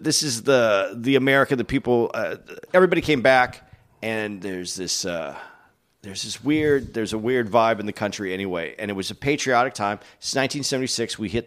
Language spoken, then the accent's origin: English; Arizona, United States; I grew up in Arizona, which is a little different than growing up in L.A.